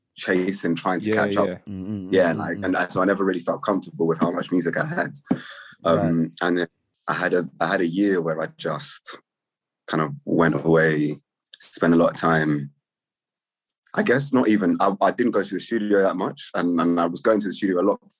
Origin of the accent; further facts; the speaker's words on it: London, United Kingdom; also born or lived in Finsbury Park, London; I'm from Grove. I live in Finsbury Park now.